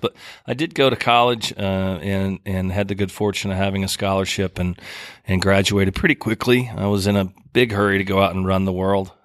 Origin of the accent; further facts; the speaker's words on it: Oklahoma, United States; moved away as an adult; now in Key West, United States; I grew up in Oklahoma, as I said, rural